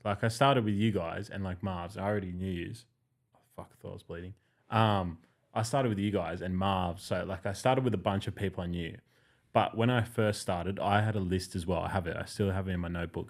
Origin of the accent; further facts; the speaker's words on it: Winmalee, New South Wales, Australia; I'm not actually from Western Sydney, I'm from the bush, but when you're growing up in Wimberley, like, you're in Penrith more often than you're at home.